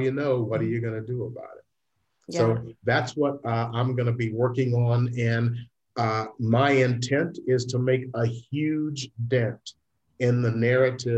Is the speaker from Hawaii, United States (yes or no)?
no; Memphis, Tennessee, United States; And I grew up in Memphis, Tennessee in the late 50s and early 60s